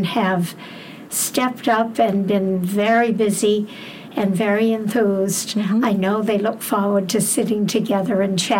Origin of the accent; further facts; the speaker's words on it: Bridgewater, Massachusetts, United States; I am from Bridgewater, not West Bridgewater.